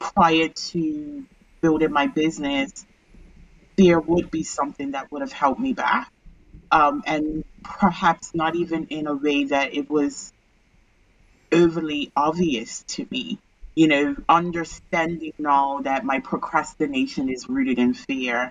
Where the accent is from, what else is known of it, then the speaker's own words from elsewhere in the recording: Bermuda; I'm originally from Bermuda